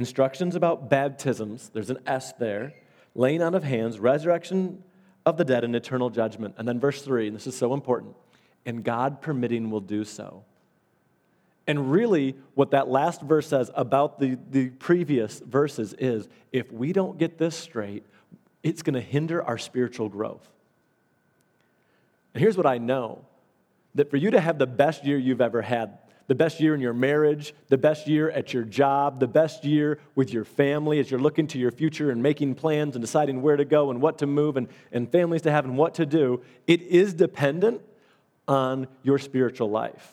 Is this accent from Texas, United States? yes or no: no; Allendale / Byron Center, Michigan, United States; we moved from Allendale, we moved to Byron Center